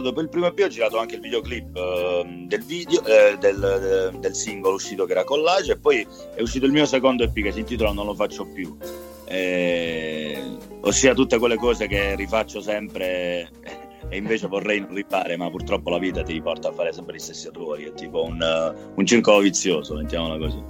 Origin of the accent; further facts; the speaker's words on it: Cerignola, Apulia, Italy; moved away as an adult; now in Rome, Italy; io sono pugliese, sono di origini pugliesi, sono nato a Cerignola, in provincia di Foggia e, ehm, e poi all'età di 18 anni, come tutti, mi sono trasferito e sono venuto qui a Roma a vivere